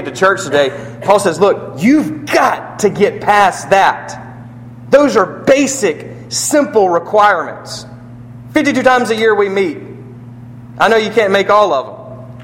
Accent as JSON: {"language": "English", "country": "United States", "said": "we're American"}